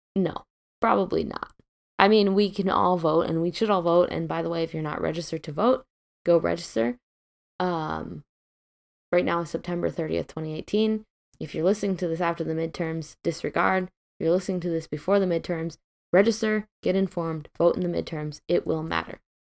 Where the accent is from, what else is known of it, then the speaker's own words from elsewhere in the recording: Midwest, United States; now in West Coast, United States; I'm originally from the Midwest. I grew up in a relatively liberal town